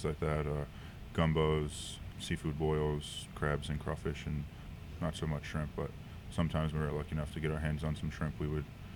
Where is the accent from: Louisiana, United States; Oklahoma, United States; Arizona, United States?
Louisiana, United States; Raceland; moved away as an adult; also born or lived in New Orleans; now in San Francisco, United States; I grew up in Southern Louisiana. Most of my life I lived in a town, Raceland, about an hour and a half or hour southwest of New Orleans